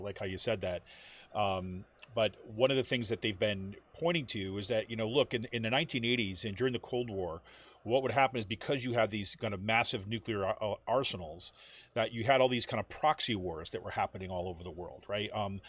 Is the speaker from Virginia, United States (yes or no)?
no; Utica, New York, United States; also born or lived in Syracuse, New York; growing up in Utica, New York, and then spending some time in Syracuse.